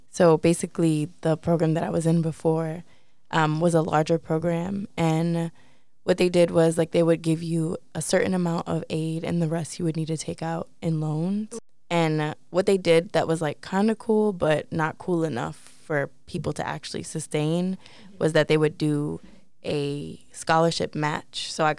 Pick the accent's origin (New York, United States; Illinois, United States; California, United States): New York, United States; New York City; Does she even go here, Jones? And I'm from Harlem.